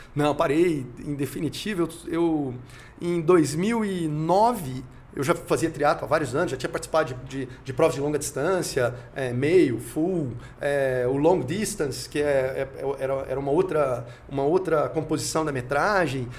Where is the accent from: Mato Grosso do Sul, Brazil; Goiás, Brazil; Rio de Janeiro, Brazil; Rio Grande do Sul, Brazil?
Goiás, Brazil; Goiânia; moved away as an adult; also born or lived in Minas Gerais / Geneva; now in Brasília, Brazil; eu não sou de Brasília, eu sou de Goiânia, na verdade eu sou mineiro de nascimento, goiano de criação e me considero candango brasiliense